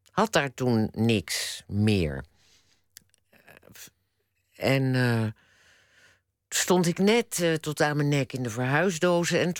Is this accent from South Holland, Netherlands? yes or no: yes; The Hague, South Holland, Netherlands; Want ik dacht, ik ga dan dat, dat winkeltje dat, dat was in Rotterdam. Ik kwam uit Den Haag. Ik, ik dacht, ik wil weg naar een andere stad.